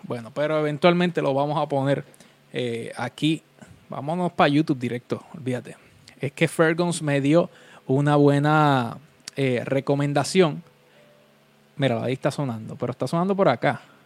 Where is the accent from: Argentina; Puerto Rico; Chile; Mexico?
Puerto Rico; Vega Baja; Yo soy de Vega Baja